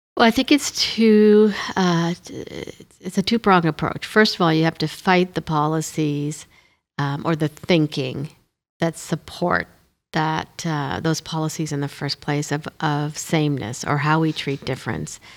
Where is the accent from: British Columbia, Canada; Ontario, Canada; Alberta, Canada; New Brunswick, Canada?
New Brunswick, Canada; Moncton; first language Hindi; So they decided to move to Moncton. So that's how we came to New Brunswick